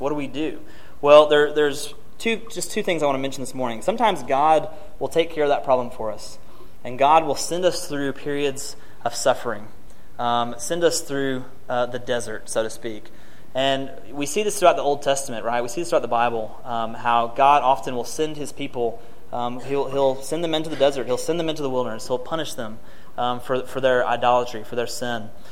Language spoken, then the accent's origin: English; Martin, Tennessee, United States; moved away; near my hometown of Martin.